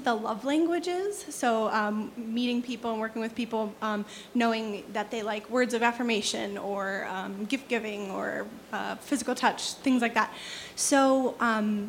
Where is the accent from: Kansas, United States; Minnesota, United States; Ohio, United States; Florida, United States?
Ohio, United States; Geneva; I'm from Geneva, about an hour east from Cleveland.